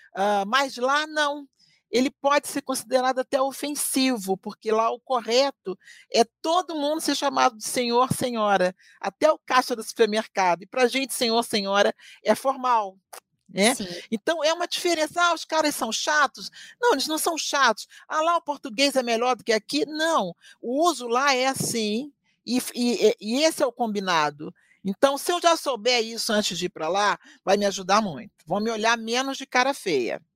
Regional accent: Rio de Janeiro, Brazil; now in Curitiba, Brazil; Eu, que sou do Rio de Janeiro, né? que vim viver numa cultura bem diferente da minha

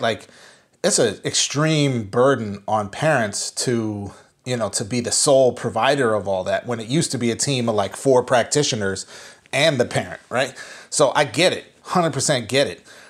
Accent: Minnesota, United States; moved away; I am driving home to my home state, um, to see my family that I have not seen in a year.

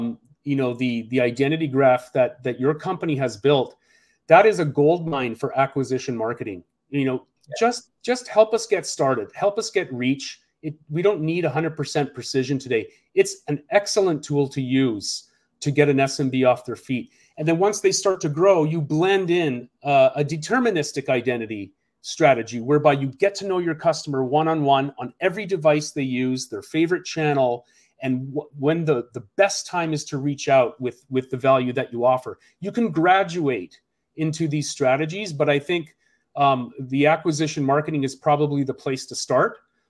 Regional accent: Seattle, Washington, United States; a best example I've seen is here in my hometown in Seattle.

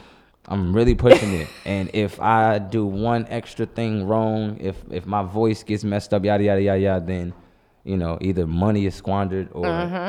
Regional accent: St. Louis, Missouri, United States; I'm so blessed to have grown up on the North.

